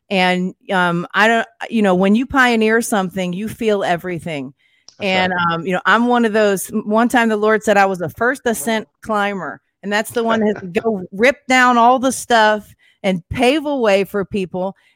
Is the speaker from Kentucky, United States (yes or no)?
yes; Kentucky, United States; now in Florida, United States; You know, I'm from Northern Kentucky, and I had no clue that I was going to move to Florida one day.